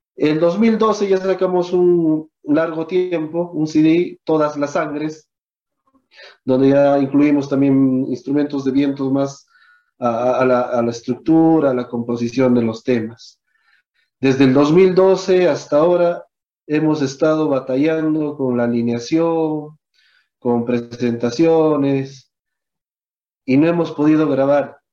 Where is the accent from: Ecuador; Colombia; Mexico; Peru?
Peru; nuestra historia de acá como peruanos